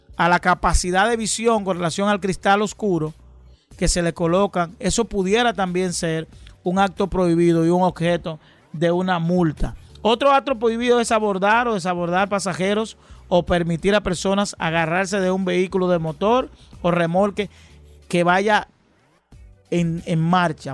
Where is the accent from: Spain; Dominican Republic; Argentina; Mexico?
Dominican Republic; los dominicanos